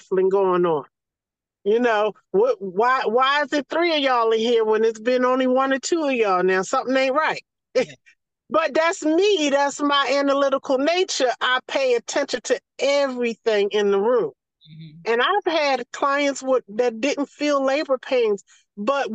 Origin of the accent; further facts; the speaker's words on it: the South, United States; accent: Southern; as soon as they hear my accent or my vernacular, they know it's some South in me